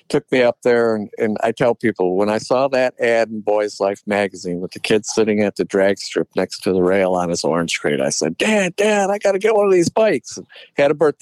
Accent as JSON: {"language": "English", "town": "Detroit", "region": "Michigan", "country": "United States", "said": "I grew up in a car family. I'm from the Detroit area"}